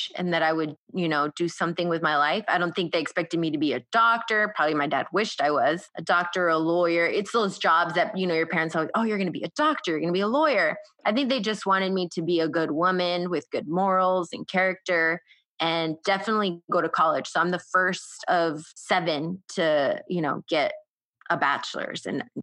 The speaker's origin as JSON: {"language": "English", "country": "United States", "tie": "born or raised there", "said": "I'm the first, you know, to grow up here in the United States."}